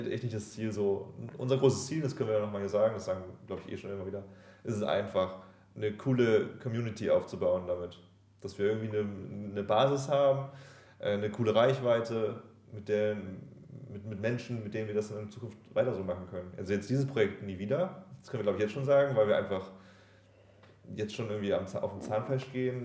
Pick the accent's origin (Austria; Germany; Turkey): Germany